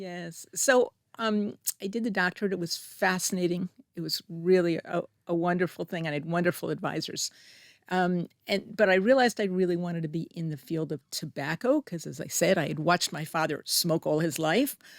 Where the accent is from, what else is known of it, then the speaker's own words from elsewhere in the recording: Middlesex, New Jersey, United States; moved away as an adult; also born or lived in East Paterson, New Jersey / Delaware; now in Israel; I grew up in New Jersey